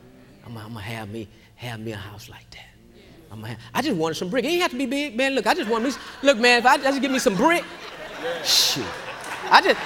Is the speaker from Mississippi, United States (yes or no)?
no; Houston, Texas, United States; I grew up in Acres Home, and across the bayou, we had a bayou that ran on the back of the community